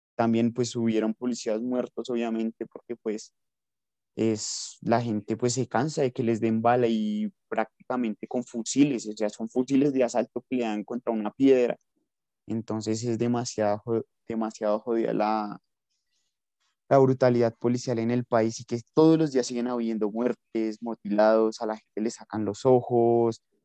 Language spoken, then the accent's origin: Spanish; Colombia